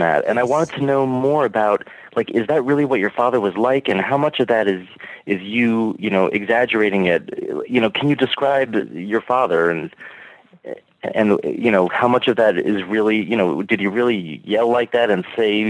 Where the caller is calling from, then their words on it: Alexandria, Virginia, United States; I'm calling from Alexandria, Virginia.